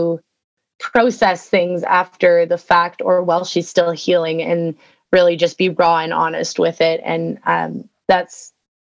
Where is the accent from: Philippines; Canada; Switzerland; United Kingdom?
Canada; for me, being a Canadian